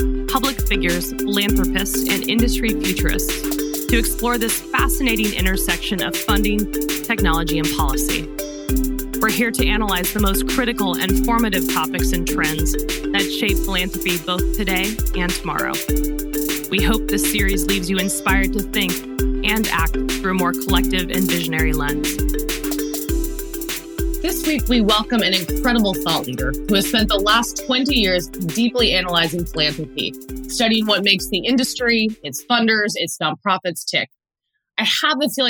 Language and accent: English; Silicon Valley, California, United States; I grew up in the Silicon Valley